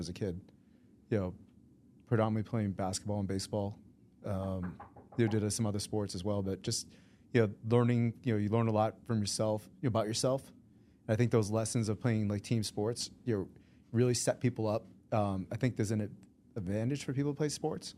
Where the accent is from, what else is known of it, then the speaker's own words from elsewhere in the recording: Sharon, Massachusetts, United States; also born or lived in Boston, Massachusetts; I was raised in a small town of seventeen thousand people back in the seventies and eighties, and it's still seventeen thousand people today. It's called Sharon, Massachusetts